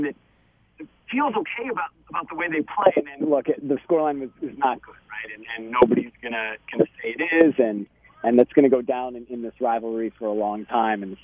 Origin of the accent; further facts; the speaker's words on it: Chicago, Illinois, United States; moved away as an adult; now in Portland, United States; I'm from Chicago initially